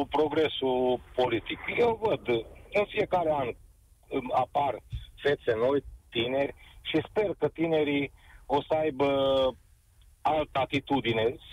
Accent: Cluj-Napoca, Cluj County, Romania; mi s-a îmbunătățit viața la mine în oraș, prin mai multe lucruri. Deci sunt din Cluj.

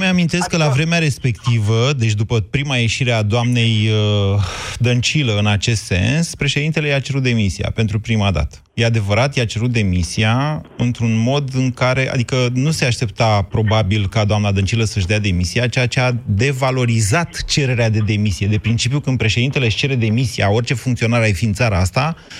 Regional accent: Oltenia, Romania; sunt oltean

